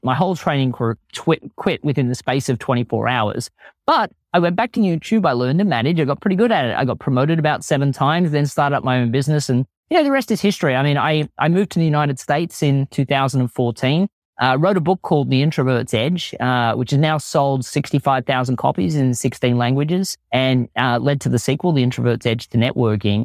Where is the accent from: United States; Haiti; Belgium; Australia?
Australia; accent: Australian; my Australian accent always plays up